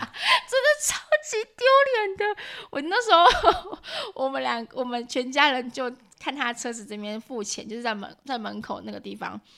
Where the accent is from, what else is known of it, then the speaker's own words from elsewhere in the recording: Taiwan; 因为我们台湾人吃的烤肉都是习惯一份